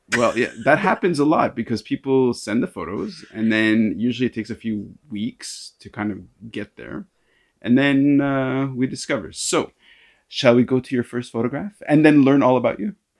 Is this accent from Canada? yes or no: yes; Canada; now in Hong Kong; I'm a Canadian. I say bow